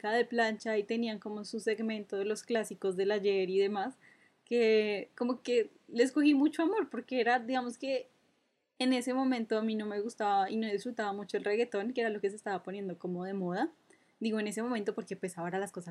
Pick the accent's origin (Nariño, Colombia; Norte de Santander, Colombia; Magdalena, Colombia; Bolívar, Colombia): Norte de Santander, Colombia; Cúcuta; ya en Cúcuta creo que ya no existe, eh, porque soy de allá, para todos los que se preguntan, no tengo acento